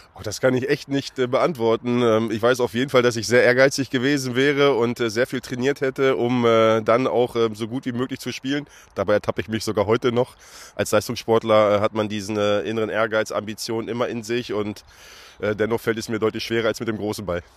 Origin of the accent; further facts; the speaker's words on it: Hanover, Lower Saxony, Germany; als Hannoveraner